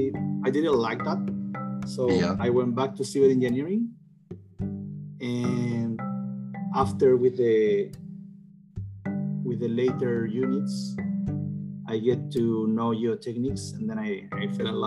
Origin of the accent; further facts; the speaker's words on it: Chillán, Ñuble, Chile; moved away; also born or lived in Concepción, Chile; I'm originally from Chile. Mm-hmm. I grew up in a city called Chillán, which is about 4.5 hours south from Santiago.